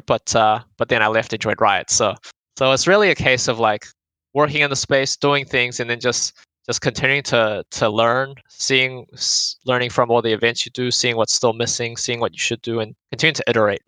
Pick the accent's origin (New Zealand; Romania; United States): New Zealand; Auckland; now in Australia; I grew up in Auckland, New Zealand